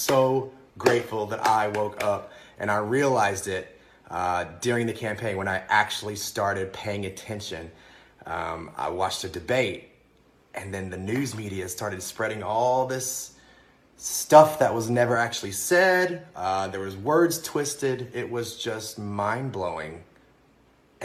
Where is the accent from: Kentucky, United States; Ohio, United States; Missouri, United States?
Kentucky, United States; now in New York City, United States; I'm originally from Kentucky, and I'm living in the very blue New York City right now.